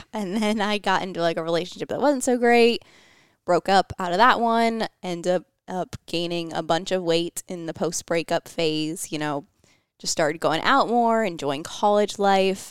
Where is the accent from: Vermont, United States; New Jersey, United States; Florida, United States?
Florida, United States; St. Petersburg; moved away as an adult; also born or lived in Georgia; I was from Saint Pete, Florida. Uh, I was, went to high school there